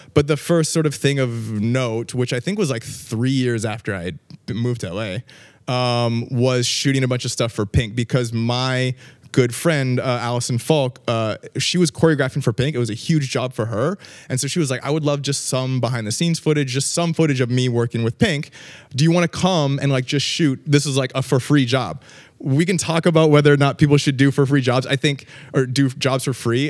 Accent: Vancouver, British Columbia, Canada; now in Los Angeles, United States; Grew up, uh, grew up in Vancouver, um, which is a fantastic place

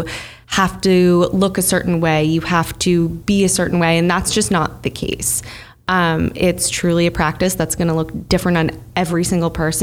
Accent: Bloomfield Hills, Michigan, United States; now in New York, United States; I grew up in Bloomfield Hills, Michigan

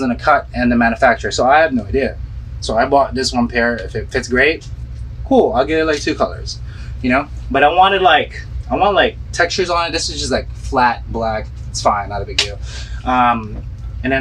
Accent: Philippines; moved away; growing up in the Philippines

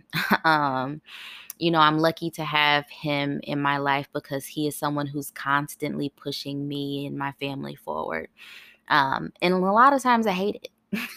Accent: Ohio, United States; moved away as an adult; also born or lived in California; now in Tennessee, United States; That was my first time living outside of my home state. I lit, I, I was, I'm born in Ohio

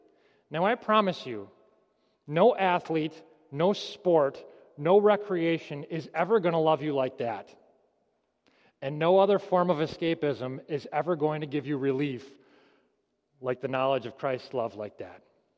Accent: Michigan, United States; I came from Michigan. I've heard all the Detroit Lions jokes before.

